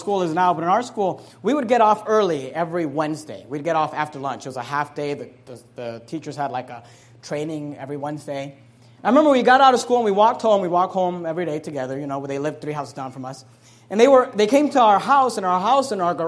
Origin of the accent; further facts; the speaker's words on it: Hayward, California, United States; also born or lived in San Leandro, California; I grew up in Hayward, California.